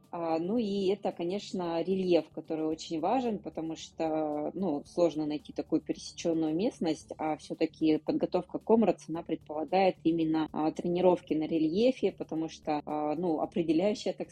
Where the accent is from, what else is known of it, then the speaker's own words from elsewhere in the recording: Yekaterinburg, Sverdlovsk Oblast, Russia; Сейчас я нахожусь э, в Екатеринбурге, в родном городе.